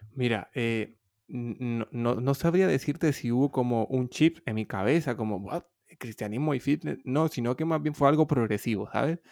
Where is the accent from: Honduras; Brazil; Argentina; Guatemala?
Honduras; moved away as an adult; also born or lived in Madrid, Spain; now in Barcelona, Spain; soy originariamente de Honduras